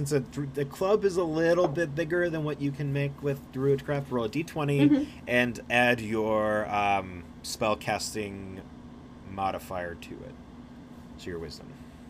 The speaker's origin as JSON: {"language": "English", "country": "Ireland", "said": "I'm Irish. Don't talk to me about"}